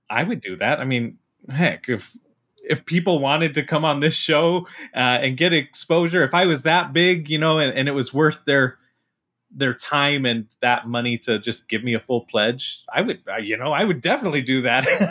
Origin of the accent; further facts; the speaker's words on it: Utah, United States; I, I'm from Utah